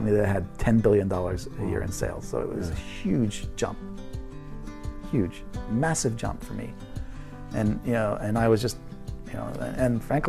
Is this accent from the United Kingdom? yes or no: no; New York City, New York, United States; moved away as an adult; also born or lived in Italy; now in Japan; I was born in New York City. Okay. Yeah. Where? Bronx.